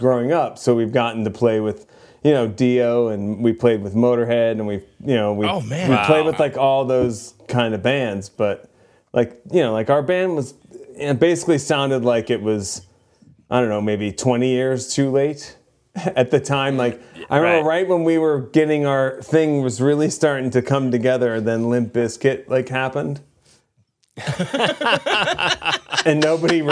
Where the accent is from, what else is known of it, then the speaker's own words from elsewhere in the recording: New Jersey, United States; I grew up in New Jersey